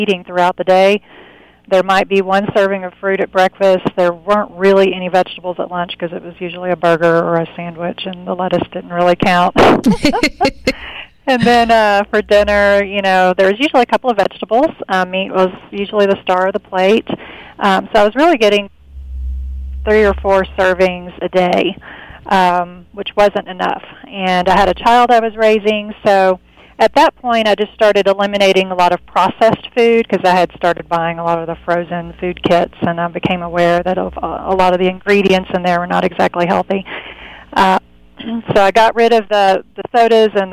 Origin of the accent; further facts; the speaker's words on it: Southeast Texas, United States; I grew up in Southeast Texas